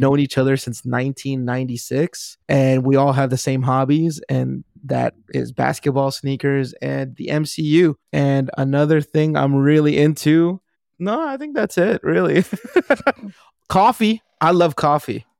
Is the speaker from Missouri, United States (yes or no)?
no; Compton, California, United States; I grew up in Compton